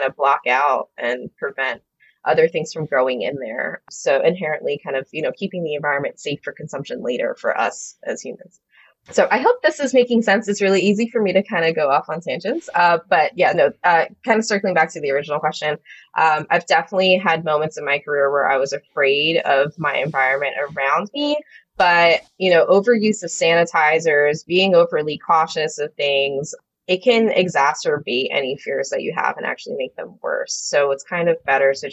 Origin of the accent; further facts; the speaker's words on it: New Jersey, United States; moved away as an adult; also born or lived in Nashville; I left my home state of New Jersey